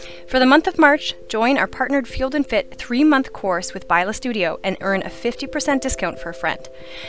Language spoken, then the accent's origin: English; Ontario, Canada; Being born and raised in Renfrew County, the diverse rural setting has encouraged me to expand my nutritional expertise